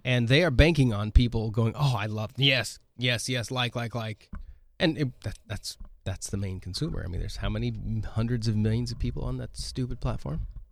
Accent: Oregon, United States; moved away; When I grew up in Oregon

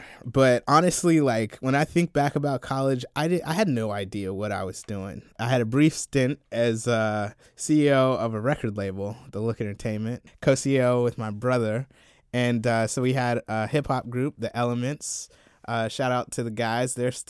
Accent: Columbia, South Carolina, United States; Yeah, so I grew up in South Carolina, Columbia, South Carolina, to be precise.

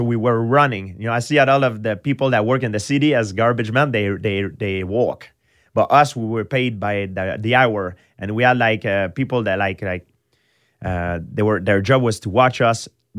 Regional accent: Quebec, Canada; English is a second language; Yeah, but I'm from countryside. I grew up in countryside. So I didn't grow up, I didn't have the chance to grow up in the city with mixed culture.

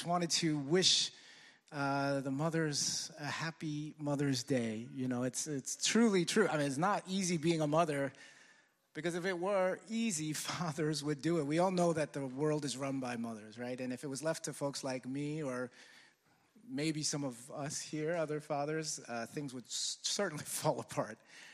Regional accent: New York City, New York, United States; as a New Yorker, I guess I was born in Brooklyn, you know, just grew up here

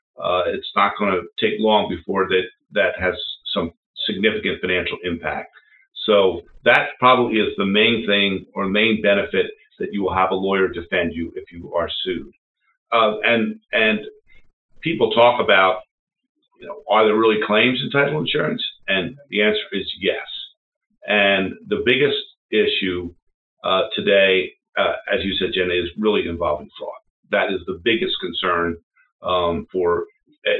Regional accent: Philadelphia, Pennsylvania, United States; I grew up in Philadelphia

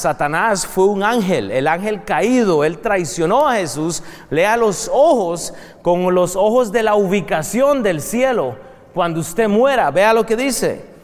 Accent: Costa Rica; now in United States; Yo soy de Costa Rica, eh, eh, eh, principalmente, vengo de ahí

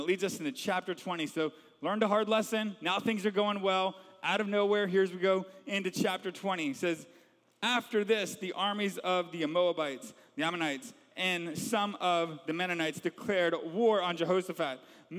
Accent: the South, United States; Now that you've gotten one more little picture into how I grew up in the South. The neighborhood has changed a lot since then, I think.

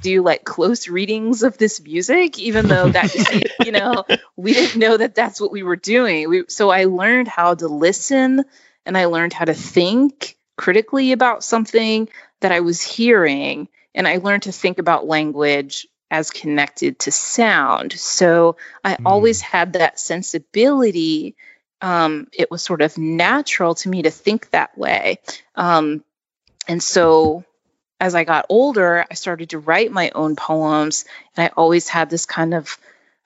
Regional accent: Baltimore, Maryland, United States; I was born in Baltimore

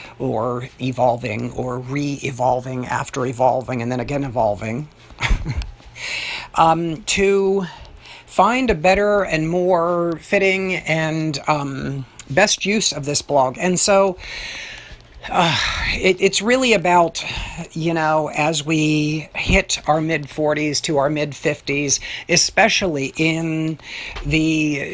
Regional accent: Pittsburgh, Pennsylvania, United States; my hometown of Pittsburgh

